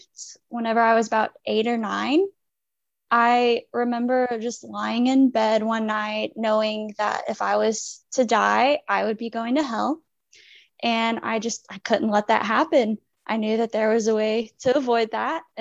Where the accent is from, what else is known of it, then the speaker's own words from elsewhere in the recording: Fayetteville, Arkansas, United States; I am from Fayetteville, Arkansas